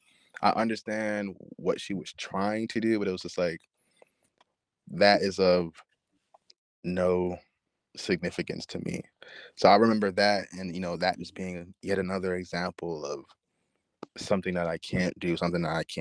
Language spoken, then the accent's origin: English; New York City, New York, United States; moved away; I was born in Queens, born in Far Rockaway